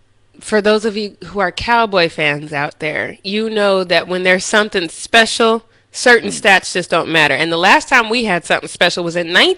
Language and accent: English; Denver, Colorado, United States; moved away; when I was in Denver, when I was growing up, and you know, I grew up in Bronco country